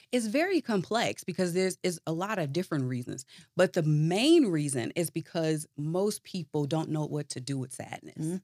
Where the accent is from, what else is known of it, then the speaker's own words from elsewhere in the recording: Chicago, Illinois, United States; moved away as an adult; now in Atlanta, United States; I was originally born and raised in Chicago